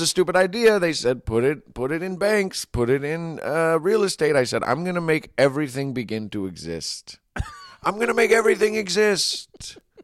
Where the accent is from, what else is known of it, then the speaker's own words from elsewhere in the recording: Marin, California, United States; I grew up in Marin where everyone was way richer than me